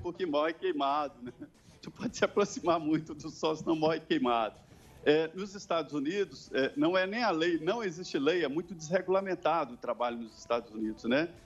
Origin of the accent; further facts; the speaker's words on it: Medina, Minas Gerais, Brazil; moved away; also born or lived in Belo Horizonte / Barbacena; sou do Vale do Jequitinhonha, mas estudei em Belo Horizonte, fiz faculdade em Belo Horizonte